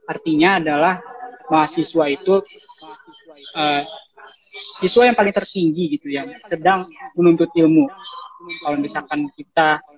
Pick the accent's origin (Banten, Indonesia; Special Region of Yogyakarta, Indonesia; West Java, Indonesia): Banten, Indonesia; Cilegon; also born or lived in Serang; Terus uh, saya asalnya dari Cilegon Banten tapi saya lahir di Serang.